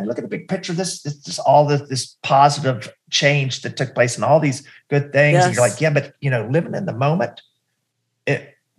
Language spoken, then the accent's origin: English; North Carolina, United States; moved away as an adult; also born or lived in Richmond, Virginia; I grew up in North Carolina and then after college, I moved to Richmond